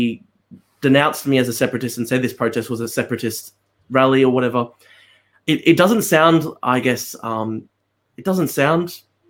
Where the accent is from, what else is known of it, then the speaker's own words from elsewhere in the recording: Australia; I'm an Australian university student